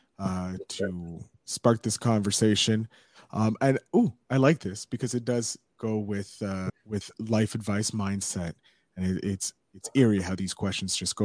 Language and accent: English; Canada; as a Canadian, a fellow Canadian